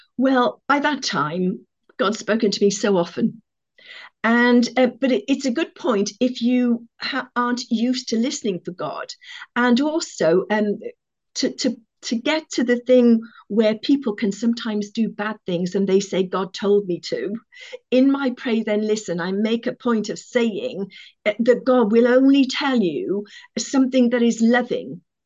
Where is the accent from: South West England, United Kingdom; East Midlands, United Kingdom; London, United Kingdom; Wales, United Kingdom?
Wales, United Kingdom; Cardiff; I come from Cardiff.